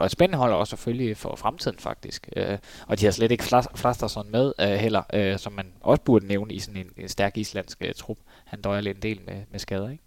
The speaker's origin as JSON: {"language": "Danish", "country": "Denmark", "said": "som dansker"}